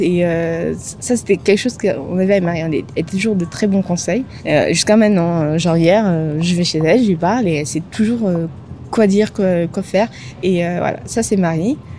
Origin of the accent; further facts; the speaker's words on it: Antananarivo, Analamanga, Madagascar; moved away as an adult; also born or lived in Paris, France; now in France; je suis originaire de Antananarive, enfin la, la petite banlieue autour d'Antananarive